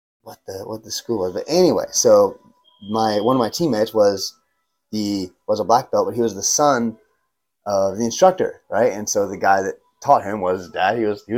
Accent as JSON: {"language": "English", "region": "Virginia", "country": "United States", "tie": "born or raised there", "also_born_or_lived": "Savannah, Georgia"}